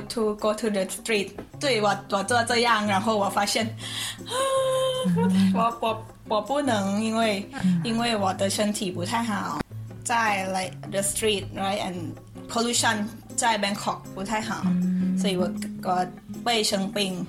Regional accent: Nakhon Si Thammarat, Thailand; Chinese is a second language; 那康西他玛拉。

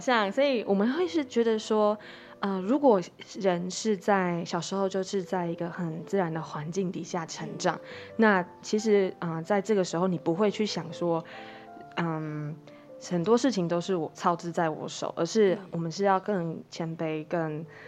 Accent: Caotun, Nantou County, Taiwan; 我们是南投人，那嗯。我们其实住在草屯

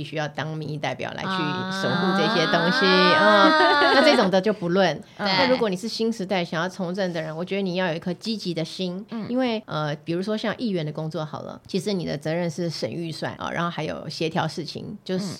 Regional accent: Fuzhong, Banqiao, New Taipei, Taiwan; also born or lived in Yunlin / southern Taiwan; 因为我在那个地方长大的

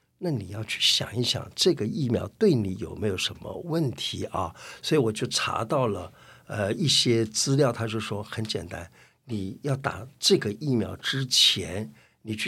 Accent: China; 什么是自己治疗的方法？我们中国人真的有哎

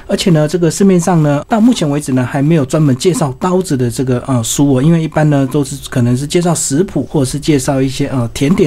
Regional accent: Taiwan; 我们台湾人

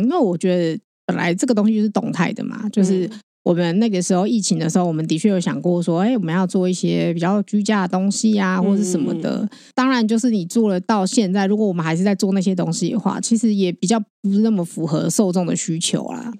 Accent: Taiwan; 我们其实台湾人

